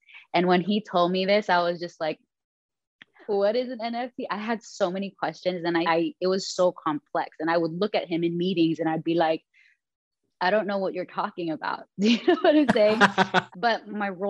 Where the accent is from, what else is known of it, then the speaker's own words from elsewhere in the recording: Philippines; I'm Filipino